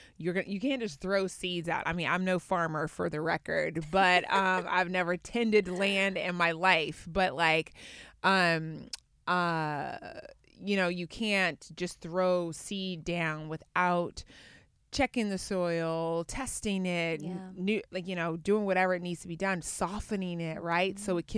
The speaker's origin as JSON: {"language": "English", "town": "Atlanta", "region": "Georgia", "country": "United States", "tie": "born or raised there", "said": "Well, so where I grew up in Atlanta, after I was done with high school, went to college and at Auburn University in Alabama"}